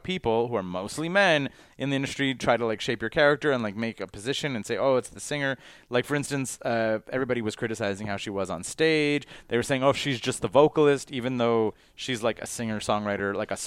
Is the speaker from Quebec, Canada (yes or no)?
yes; Quebec, Canada; we're from Quebec